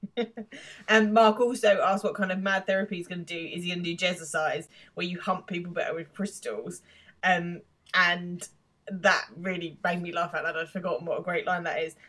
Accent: England, United Kingdom; being English

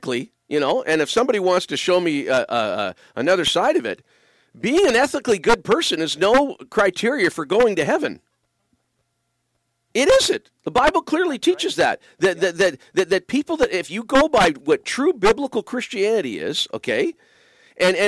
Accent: Windsor, Ontario, Canada; moved away; I grew up in the shadow of the Ambassador Bridge. Windsor is my hometown

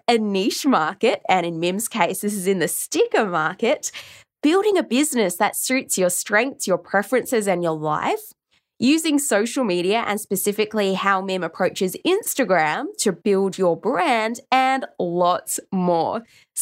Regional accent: Oxford, South East England, United Kingdom; moved away; Did you know I grew up in Oxford? I grew up in England.

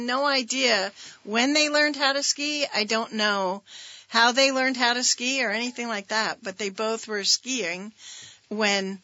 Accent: Richmond, Vermont, United States; I feel like I was nine when we moved to Richmond

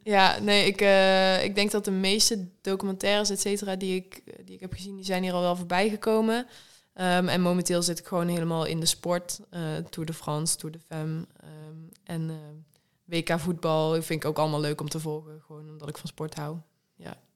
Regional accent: Netherlands; wij als Nederlanders

